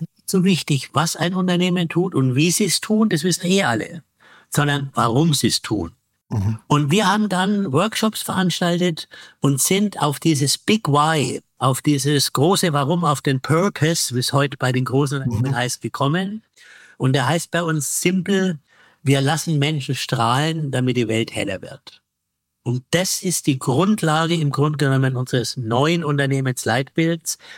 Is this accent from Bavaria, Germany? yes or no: yes; Bavaria, Germany; bei uns in Bayern die BayBG